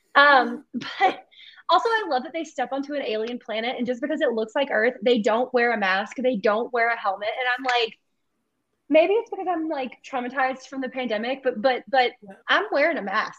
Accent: the South, United States; you and I both are from the South, but like growing up in the South and like growing up in the church

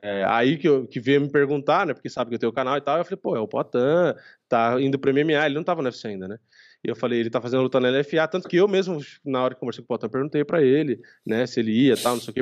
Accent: Brazil; eu sou brasileiro

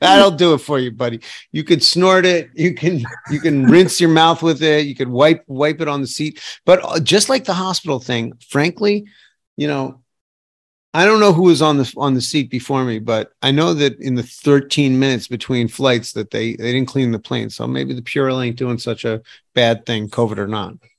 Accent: New York City, New York, United States; I grew up in New York City

